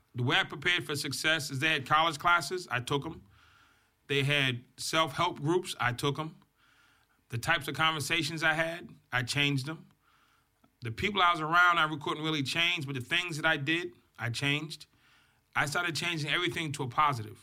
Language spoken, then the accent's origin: English; Boston, Massachusetts, United States; I grew up in Boston, Massachusetts.